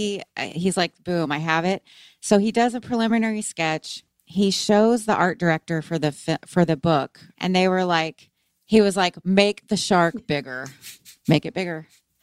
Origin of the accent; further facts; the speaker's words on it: the South, United States; I'm from the South